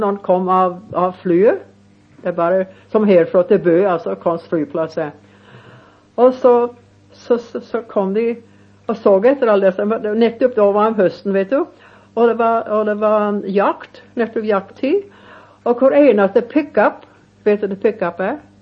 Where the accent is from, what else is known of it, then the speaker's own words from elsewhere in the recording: Montana, United States; moved away; jag var från Montana och han är född i Montana, inte så långt som ifrån där jag bor